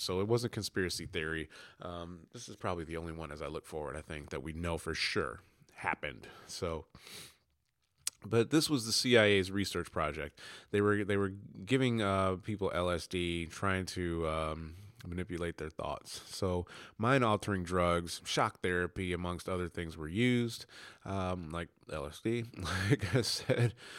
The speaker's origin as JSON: {"language": "English", "country": "United States", "moved": "yes", "lives_now": "England, United Kingdom", "said": "I'm American. Yes, it's a U K extension, but I live in England"}